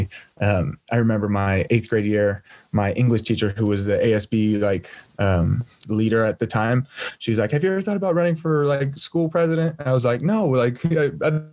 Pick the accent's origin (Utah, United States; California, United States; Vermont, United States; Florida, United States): California, United States; Turlock; also born or lived in San Diego; I was born and raised in a small city in Northern California called Turlock.